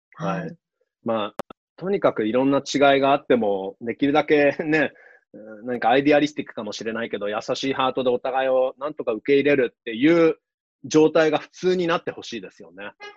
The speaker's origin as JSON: {"language": "Japanese", "country": "Japan", "tie": "born or raised there", "said": "日本に僕ずっと住んでる"}